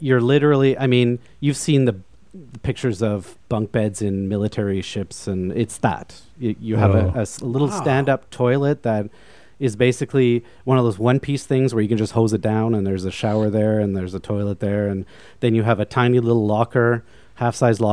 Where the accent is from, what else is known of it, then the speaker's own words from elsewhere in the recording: Vancouver, British Columbia, Canada; moved away as an adult; also born or lived in Montreal; I'm originally from Vancouver, and I came out to Montreal to go to McGill to study music.